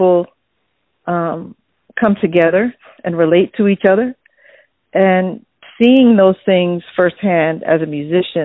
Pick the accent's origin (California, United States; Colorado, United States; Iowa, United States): Iowa, United States; I was born in Iowa